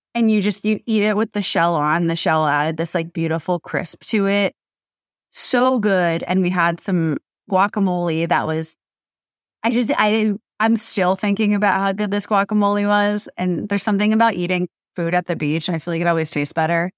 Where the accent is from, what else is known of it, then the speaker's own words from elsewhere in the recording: Massachusetts, United States; now in Los Angeles, United States; I grew up in Massachusetts